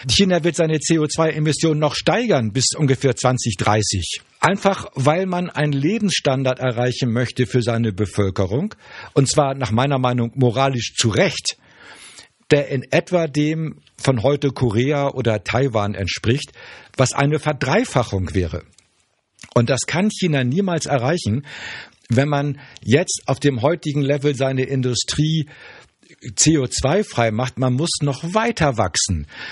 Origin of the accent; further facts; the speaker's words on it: Germany; als Deutscher